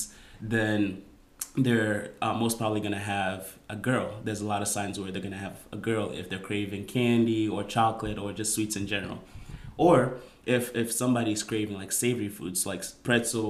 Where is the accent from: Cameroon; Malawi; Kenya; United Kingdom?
Kenya; moved away; we're going to go to my home country, my hometown